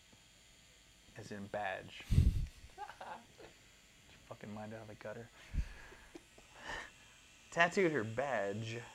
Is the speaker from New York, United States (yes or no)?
no; California, United States; now in Surprise, United States; being from California originally